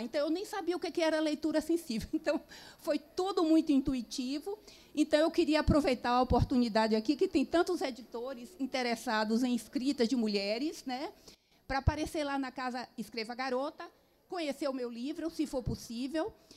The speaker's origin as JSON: {"language": "Portuguese", "region": "Northeast Region", "country": "Brazil", "said": "sou nordestina também"}